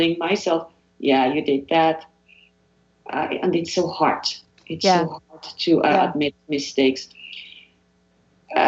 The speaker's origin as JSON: {"language": "English", "country": "Switzerland", "tie": "born or raised there", "moved": "yes", "said": "growing up in Switzerland"}